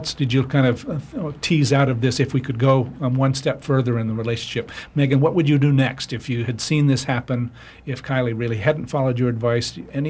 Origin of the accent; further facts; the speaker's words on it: Bar Harbor, Maine, United States; my hometown of Bar Harbor